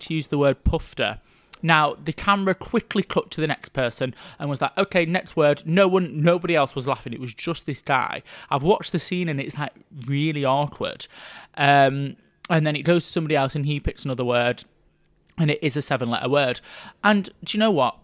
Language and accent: English; Yorkshire and the Humber, United Kingdom; I'm from Yorkshire